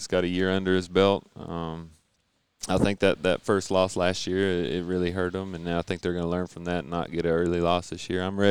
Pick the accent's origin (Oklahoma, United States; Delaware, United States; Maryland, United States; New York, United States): Oklahoma, United States; Bridge Creek; I'm from Bridge Creek. Well, I moved there 8th grade, so out by Newcastle.